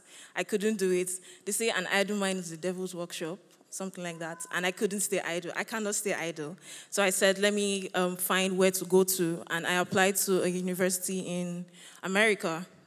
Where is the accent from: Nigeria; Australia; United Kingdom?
Nigeria; So, I'm from Nigeria. And I love my country.